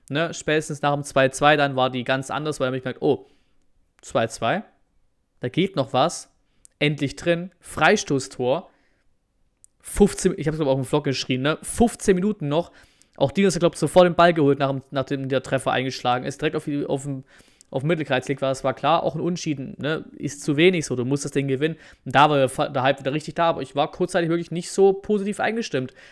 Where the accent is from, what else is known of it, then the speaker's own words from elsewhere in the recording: Dortmund, North Rhine-Westphalia, Germany; Ich komme ja aus Dortmund, da ist das ja auch ganz cool